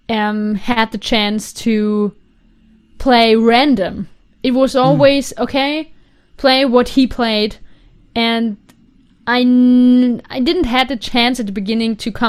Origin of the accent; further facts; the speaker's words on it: Carinthia, Austria; In Carinthia. It's like mm. the very south part of Austria and it's near to the Italian border. So mm. in 30 minutes, I'm in Italy. Mm. And it's a very small village with, I think, 2,500 people